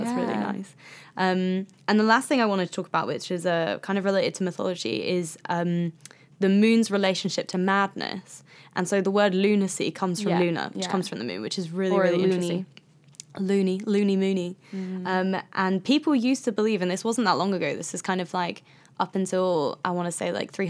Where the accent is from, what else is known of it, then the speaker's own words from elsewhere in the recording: Midlands, United Kingdom; I'm from the Midlands.